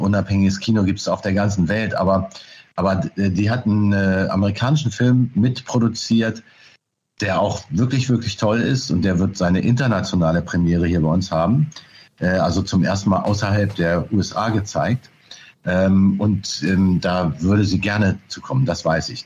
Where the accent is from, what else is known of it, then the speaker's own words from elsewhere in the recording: Burgdorf, Lower Saxony, Germany; moved away as an adult; also born or lived in Hanover / Berlin; now in Oldenburg, Germany; ich bin tatsächlich in Burgdorf bei Hannover zur Schule gegangen und bin dort, in Hannover bin ich auch geboren